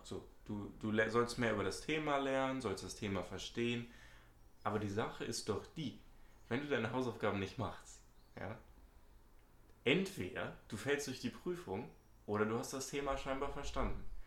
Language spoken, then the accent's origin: German; Hamburg, Germany; bin auch 18 Jahre alt, komme aus Hamburg, ebenfalls Schüler